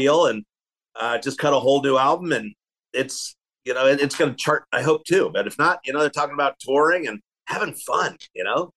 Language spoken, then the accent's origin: English; Philadelphia, Pennsylvania, United States; now in Kansas City, United States; I came out to Kansas City from Philadelphia. I grew up in Philly